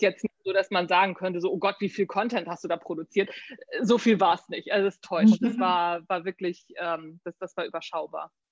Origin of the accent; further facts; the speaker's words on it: Neu Wulmstorf, Lower Saxony, Germany; also born or lived in Hamburg / United States; Neuwurmsdorf bin ich aufgewachsen